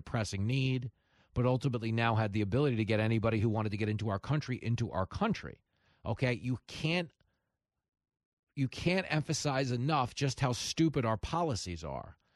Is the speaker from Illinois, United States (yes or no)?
no; Long Island, New York, United States; I grew up on Long Island